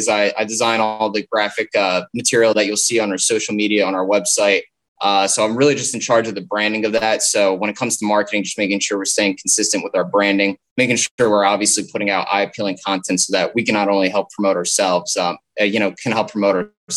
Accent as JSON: {"language": "English", "region": "New Jersey", "country": "United States", "tie": "born or raised there", "said": "I'm from the New Jersey area, so I always grew up really into the four major sports of Philadelphia."}